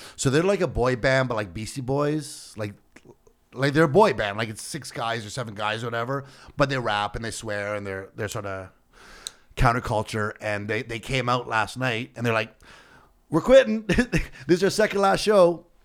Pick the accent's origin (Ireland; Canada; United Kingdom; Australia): Canada; a Canadian entertainer